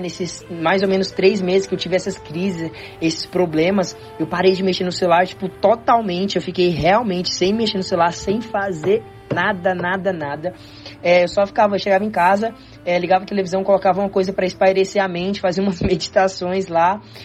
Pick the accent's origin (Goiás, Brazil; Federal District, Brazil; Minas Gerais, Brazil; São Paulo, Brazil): Goiás, Brazil; Goiânia; also born or lived in Tocantins; eu nasci em Goiânia